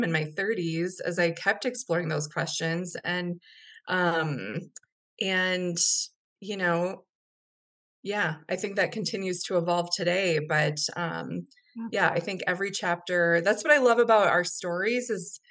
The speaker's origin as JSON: {"language": "English", "region": "Minnesota", "country": "United States", "tie": "born or raised there", "moved": "as an adult", "lives_now": "Denver, United States", "said": "Where I grew up in Minnesota"}